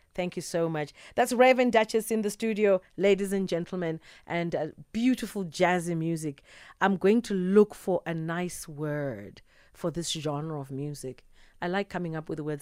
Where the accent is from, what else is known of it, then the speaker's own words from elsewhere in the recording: South Africa; I'm South African